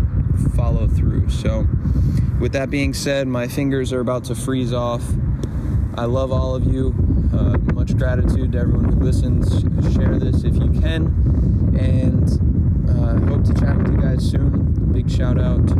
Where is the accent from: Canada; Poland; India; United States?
United States; I was born in the United States of America